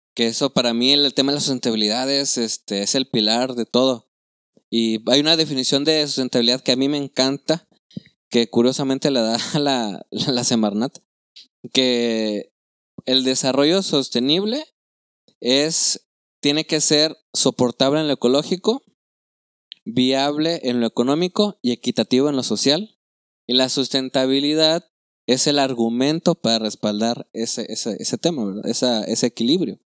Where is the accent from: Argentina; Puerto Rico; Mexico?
Mexico; Chiapas; moved away; also born or lived in Nuevo León; yo soy de Chiapas